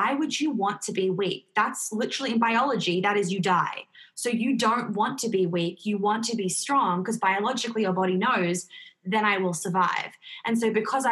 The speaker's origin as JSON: {"language": "English", "region": "New York", "country": "United States", "tie": "born or raised there", "said": "I grew up in New York"}